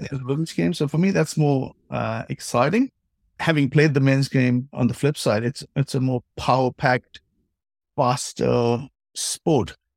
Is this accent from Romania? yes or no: no; India; moved away as an adult; also born or lived in New Zealand; now in Japan; I played my hockey in India. Uh, obviously, I'm of Indian origin